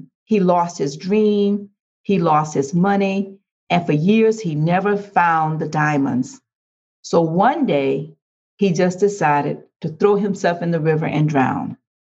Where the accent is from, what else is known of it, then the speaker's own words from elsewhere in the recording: Riviera Beach, Florida, United States; moved away as an adult; now in Riviera Beach, United States; I'm from Riviera Beach, a city that's a beautiful city